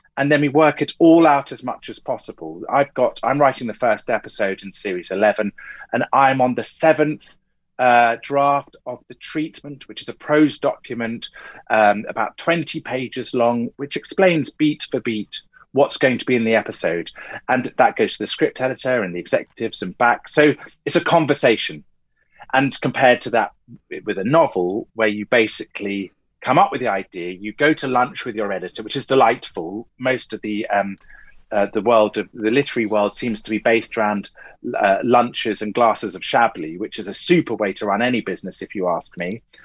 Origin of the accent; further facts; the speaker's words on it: Clacton-on-Sea, East of England, United Kingdom; I grew up in Essex. Even in Clacton